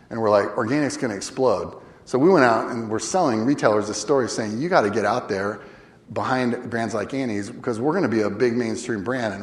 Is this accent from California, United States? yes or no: yes; Northern California, United States; I grew up in Northern California